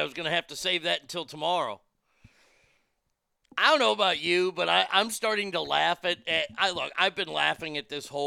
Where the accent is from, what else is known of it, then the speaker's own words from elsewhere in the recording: United States; as an American